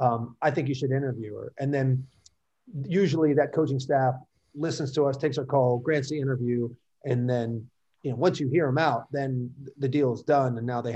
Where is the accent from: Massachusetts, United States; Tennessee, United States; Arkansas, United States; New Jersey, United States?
New Jersey, United States; Fair Lawn; my hometown of Fairlawn, New Jersey